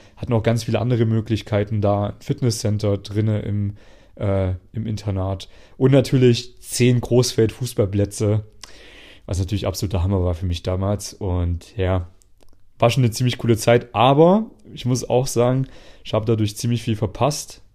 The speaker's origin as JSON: {"language": "German", "country": "Germany", "tie": "born or raised there", "also_born_or_lived": "Jena, Germany / Vienna, Austria", "moved": "as an adult", "said": "als ich damals noch in Deutschland gelebt habe, in meiner Heimatstadt"}